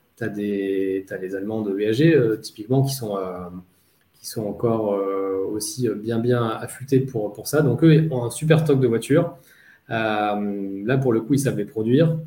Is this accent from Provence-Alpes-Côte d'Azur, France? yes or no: yes; Nice, Provence-Alpes-Côte d'Azur, France; also born or lived in Paris / London; now in Marseille, France; être niçois d'origine